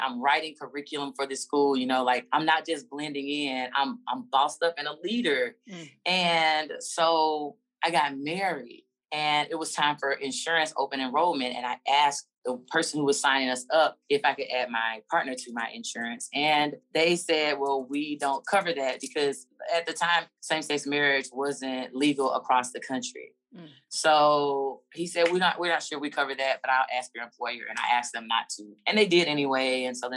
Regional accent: Alabama, United States; moved away; I grew up privileged and in Alabama.

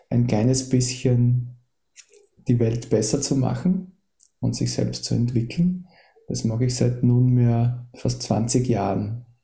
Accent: Austria; Das ist fast langweilig, weil ich bin in Österreich geboren und aufgewachsen

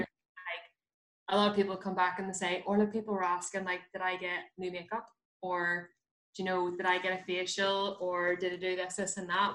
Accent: Belfast, Northern Ireland, United Kingdom; I'm like from West Belfast, like the um, like Anderson's town, like Andy town

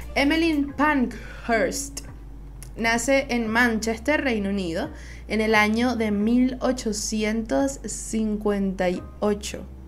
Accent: Venezuela; Soy una jeva de Venezuela

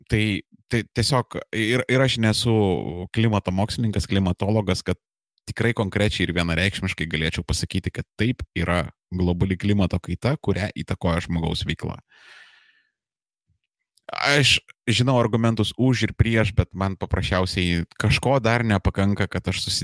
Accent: Vilnius, Vilnius County, Lithuania; moved away as an adult; now in Kaunas, Lithuania; aš originaliai esu iš Vilniaus, original gangsta Žirmūnų Bahūras, rajonas reprezent. Um, porą paskutinių metų esu Kaunietis

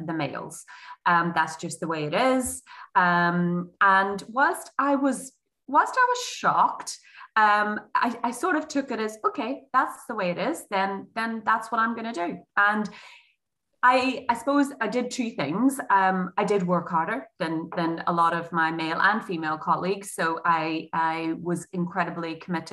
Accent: Derry, Northern Ireland, United Kingdom; moved away as an adult; now in England; So I'm originally, in case you haven't worked it out from my accent, I'm an OG Derry, and at 24, I moved to England.

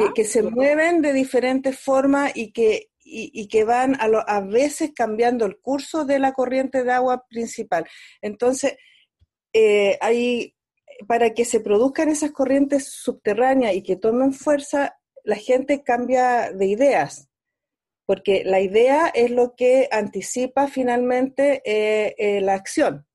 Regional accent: Chile

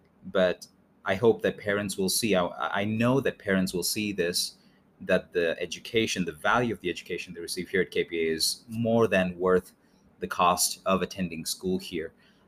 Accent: India; also born or lived in England / Mexico City; now in United States; But I'm originally from India, by mm-hmm. way of England, and now we're settled here in the U.S.

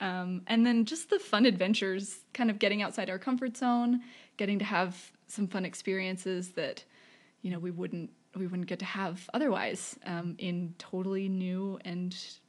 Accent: Bakersfield, California, United States; moved away as an adult; also born or lived in Utah; I'm from Bakersfield, California. So it's a couple hours north of LA, but also a couple hours inland.

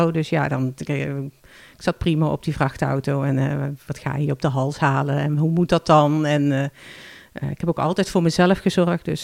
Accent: Limburg, Netherlands; moved away as an adult; now in Alkmaar, Netherlands; En ik verhuisde van Noord-Limburg naar Noord-Holland, waar hij woonde.

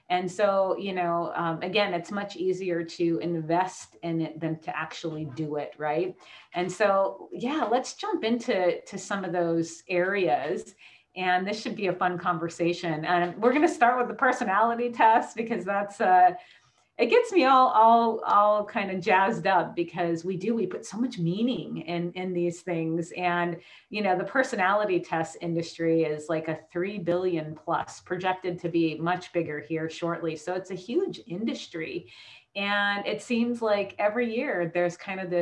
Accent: Hawaii, United States; we lived in the crystal store growing up in Hawaii

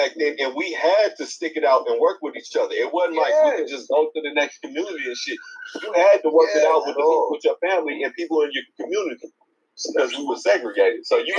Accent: Oakland, California, United States; I'm from Oakland, but this shit goes down every day, bro.

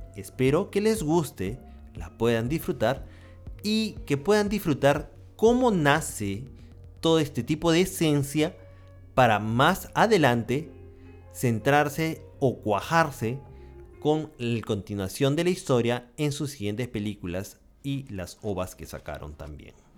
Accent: Peru; En mi país, Perú

